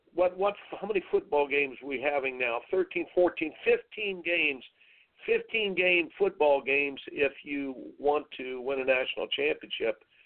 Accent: Indiana, United States; I grew up in Indiana

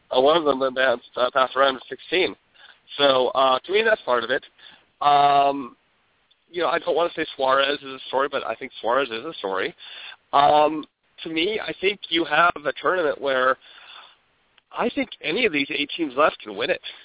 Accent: Minnesota, United States; I'm actually from Minnesota

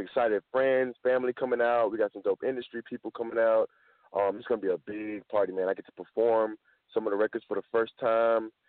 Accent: the South, United States; I'm from the South

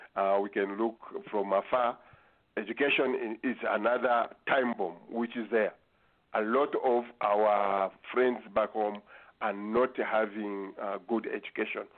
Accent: Zambia; moved away

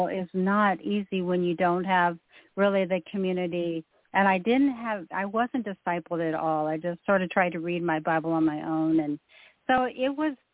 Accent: Klamath Falls, Oregon, United States; moved away; I actually grew up in Klamath Falls, Oregon, where my dad was in the military

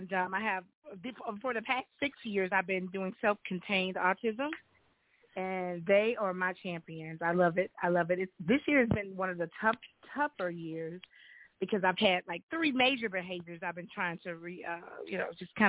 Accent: North Louisiana, United States; I'm a Louisiana native and born and raised in North Louisiana

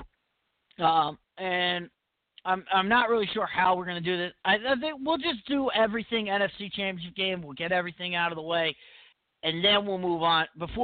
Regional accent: Connecticut, United States; I am from Connecticut.

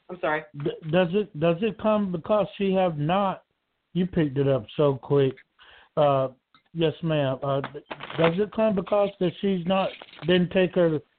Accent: Georgia, United States; I'm from Georgia.

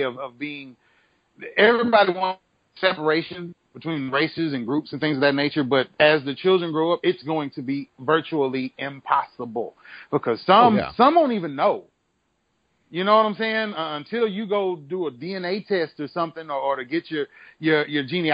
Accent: Texas, United States; now in Oklahoma, United States; I'm from Texas

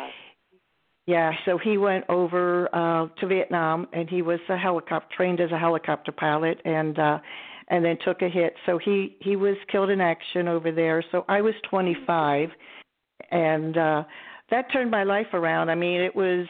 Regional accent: Wilmington, Delaware, United States; I grew up in Wilmington, Delaware, and in a small town called Ellesmere

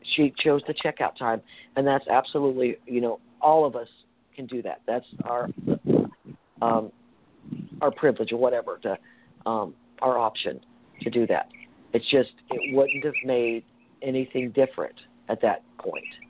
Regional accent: the South, United States; I grew up in the South

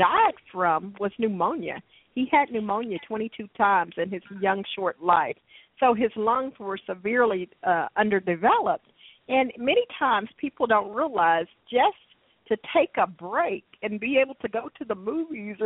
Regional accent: Dallas, Texas, United States; I was born and raised here in Dallas

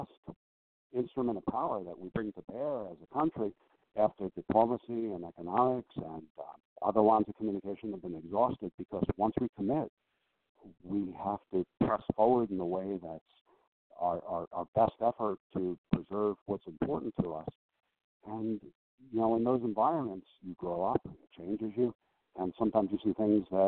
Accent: Long Island, New York, United States; I grew up on Long Island

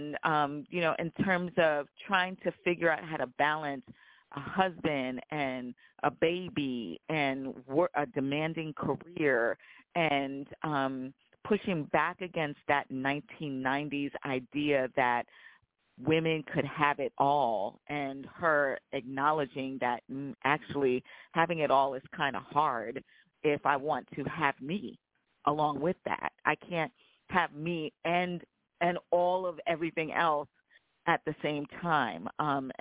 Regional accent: Long Island, New York, United States; I feel like I'm a Southerner, even though I was raised in the North

